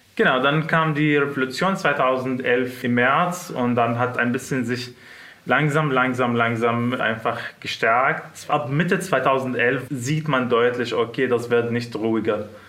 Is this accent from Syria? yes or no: yes; Syria; German is a second language; moved away as an adult; now in Munich, Germany; Ich komme aus Syrien.